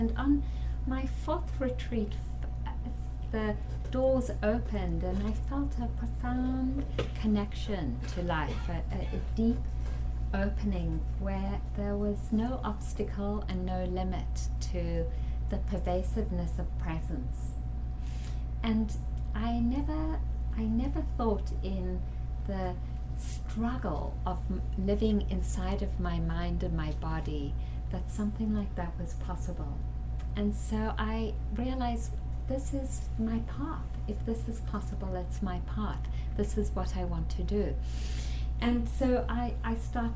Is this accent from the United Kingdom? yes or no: no; South Africa; growing up in South Africa under the apartheid regime